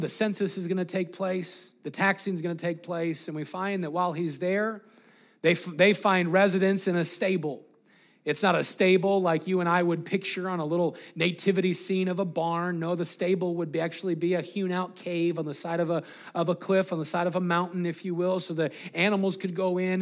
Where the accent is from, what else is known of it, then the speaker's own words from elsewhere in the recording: Greeley, Colorado, United States; we grew up in Greeley, Colorado.